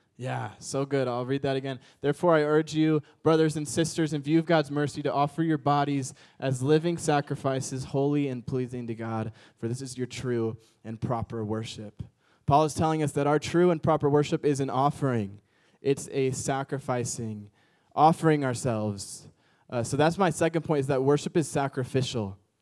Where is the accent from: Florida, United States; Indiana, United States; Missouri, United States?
Missouri, United States; St. Louis; also born or lived in Chicago, Illinois; now in Orange County, United States; I'm from the Midwest area. Like, I grew up in Saint Louis and lived in Chicago.